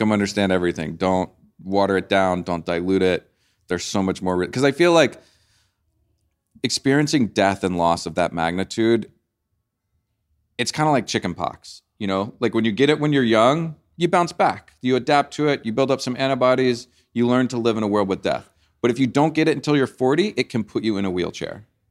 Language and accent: English; New Orleans, Louisiana, United States; I grew up in New Orleans listening to a lot of, like, blues and jazz